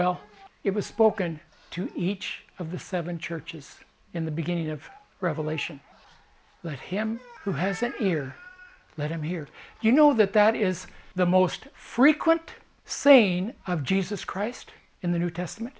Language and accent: English; United States; as an American